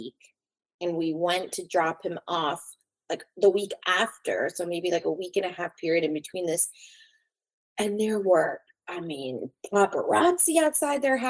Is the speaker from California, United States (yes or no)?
yes; Los Angeles, California, United States; I was born and raised in Los Angeles. Growing up here, you know, I love LA. I'm an LA girl